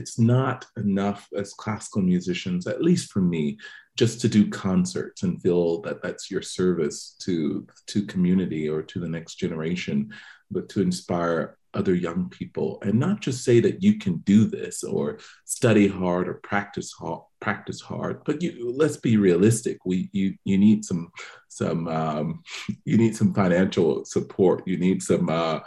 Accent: Macon, Georgia, United States; I come from Macon, Georgia, a single parent household

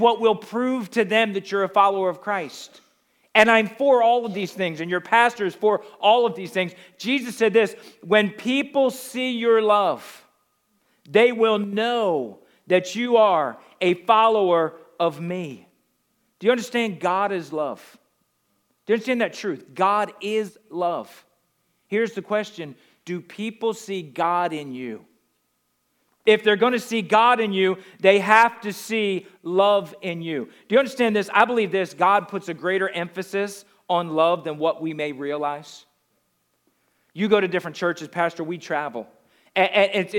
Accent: the Northeast, New Jersey, United States; I come from the Northeast

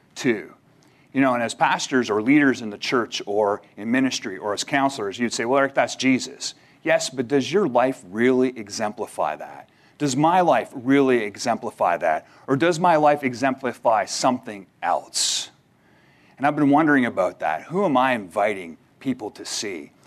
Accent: Canada; moved away; as a Canadian, where I'm originally from

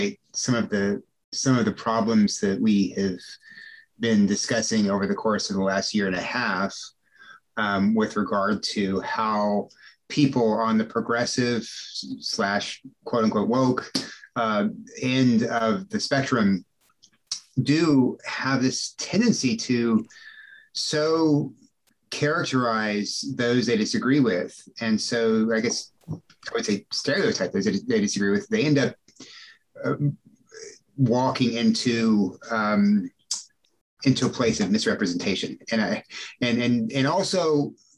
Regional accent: Corpus Christi, Texas, United States; I grew up in a South Texas public school in a rural area. I was raised in Corpus Christi

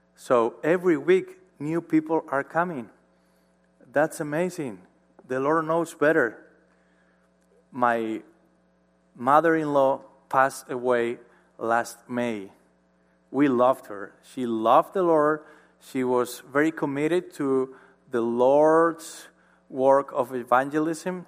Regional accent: Marín, Galicia, Spain; born or raised there; English is a second language

